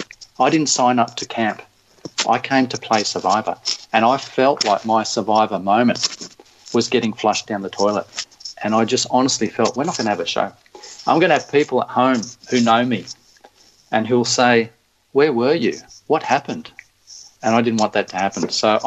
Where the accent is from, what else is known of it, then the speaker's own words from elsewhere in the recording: Australia; we're different, we're Australian, we don't have to play the game this way